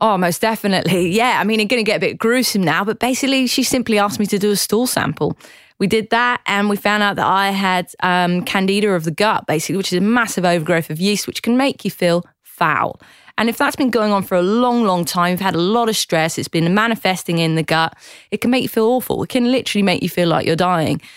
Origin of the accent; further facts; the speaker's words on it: Newquay, South West England, United Kingdom; moved away as an adult; now in Sydney, Australia; I love Cornwall. I'm very proud that I uh, grew up there